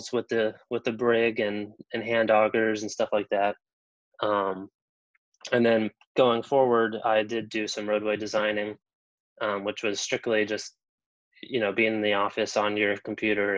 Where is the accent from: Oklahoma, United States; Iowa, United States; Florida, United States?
Florida, United States; Melbourne; also born or lived in Orlando, Florida; I grew up in Melbourne, which is just about an hour away on the east coast of Florida here